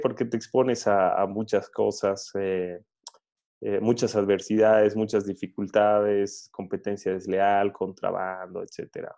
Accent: Bolivia; soy, soy boliviano

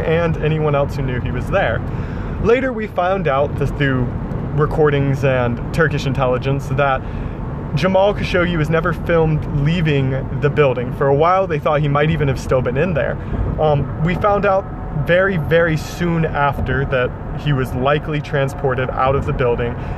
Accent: United States; I'm an American

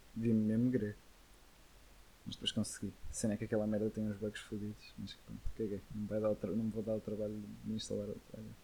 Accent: the North, Northern Portugal, Portugal; Somos aqui do Norte

